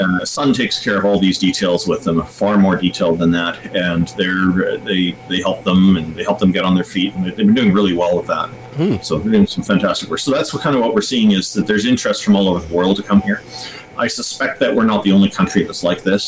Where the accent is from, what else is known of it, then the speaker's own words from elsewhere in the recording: Canada; as a Canadian